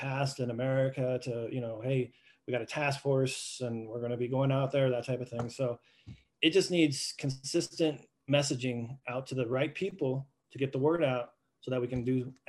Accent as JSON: {"language": "English", "region": "Southwest", "country": "United States", "tie": "born or raised there", "said": "Well, I grew up in the Southwest art world."}